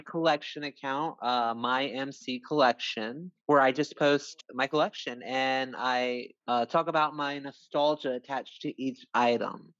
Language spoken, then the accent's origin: English; United States; also born or lived in New York; now in South Carolina, United States; I am from the United States. I live in the southeast coast of America